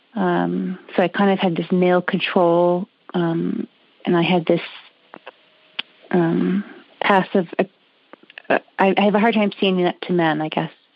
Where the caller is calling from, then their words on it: Canada; I'm calling from Canada